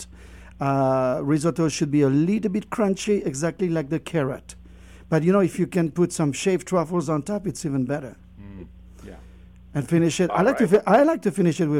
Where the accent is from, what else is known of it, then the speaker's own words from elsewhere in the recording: Brittany, France; now in Moab, United States; I'm from Brittany, where... I grew up with oysters